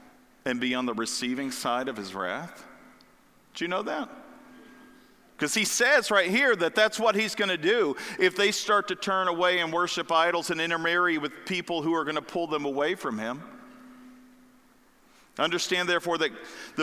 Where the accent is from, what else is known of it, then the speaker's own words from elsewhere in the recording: the Bible Belt, the South, United States; I grew up in the Bible Belt down south.